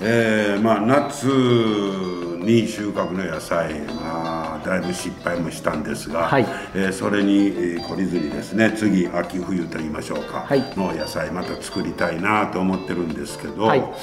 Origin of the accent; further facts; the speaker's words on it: Takasago, Hyogo, Japan; 高砂出身